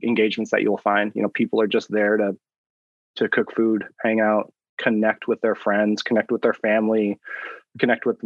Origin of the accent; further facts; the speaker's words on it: Pacific Northwest, United States; I grew up in the Pacific Northwest